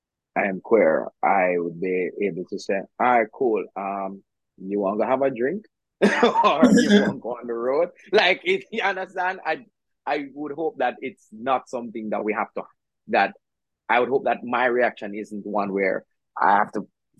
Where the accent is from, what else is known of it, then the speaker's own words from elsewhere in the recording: Jamaica; now in Kingston, Jamaica; I grew up in the country.